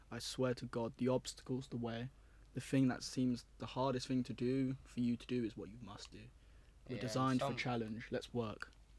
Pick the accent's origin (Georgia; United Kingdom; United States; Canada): United Kingdom; London; also born or lived in Cardiff; I moved to a school called Whitchurch in Cardiff, and I'm from London originally.